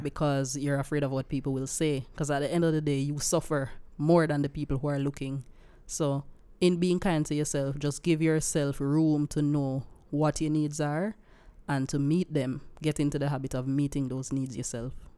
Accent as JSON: {"language": "English", "area": "Silo", "region": "Saint Elizabeth", "country": "Jamaica", "said": "I come from Silo, in Saint Elizabeth"}